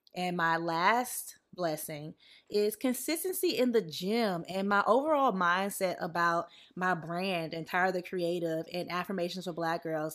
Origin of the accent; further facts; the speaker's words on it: the South, United States; now in Los Angeles, United States; growing up in the South